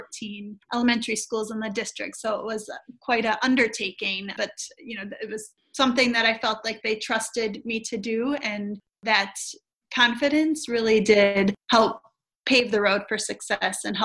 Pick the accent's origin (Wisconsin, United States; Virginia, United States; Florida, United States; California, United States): Wisconsin, United States; also born or lived in North Carolina; 7 years ago moved back to my home state of Wisconsin, just about an hour and a half north of Chicago